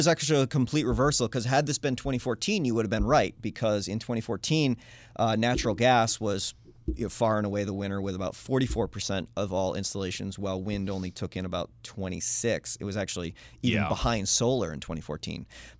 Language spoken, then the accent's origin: English; New Hampshire, United States; My home state.